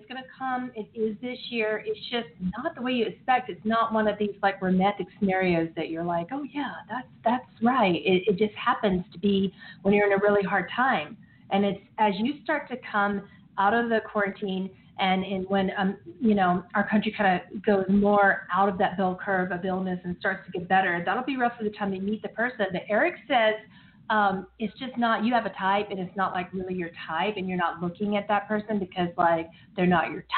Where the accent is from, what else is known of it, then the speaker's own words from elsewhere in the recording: United States; I, as an American